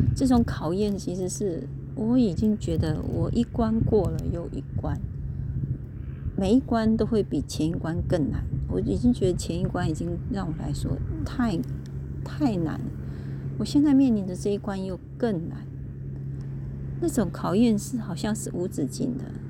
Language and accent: Chinese; Kaohsiung, Taiwan; 我住在，我从小就出生在高雄